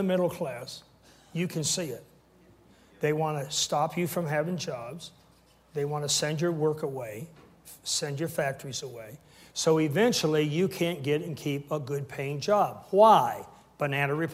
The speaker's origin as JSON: {"language": "English", "country": "Canada", "said": "I'm a Canadian, full-blown Canadian minister"}